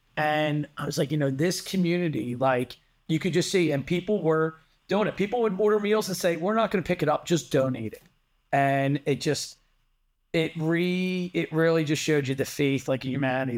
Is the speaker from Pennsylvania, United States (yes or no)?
yes; Delaware County, Pennsylvania, United States; also born or lived in Drexel Hill; I spent my whole life growing up in Delco